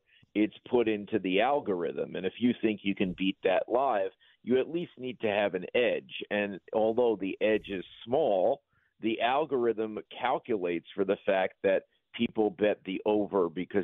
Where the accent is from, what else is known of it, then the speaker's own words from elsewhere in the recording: New York, United States; this New Yorker